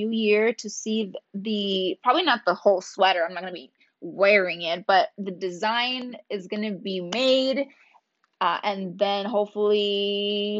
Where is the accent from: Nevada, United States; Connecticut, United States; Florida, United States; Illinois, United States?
Nevada, United States; Reno; my hometown, Reno, Nevada